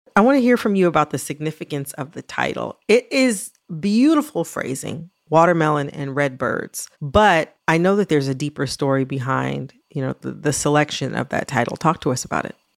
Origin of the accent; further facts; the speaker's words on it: Michigan, United States; also born or lived in Kentucky; I was born in Kentucky, even though I was raised in Michigan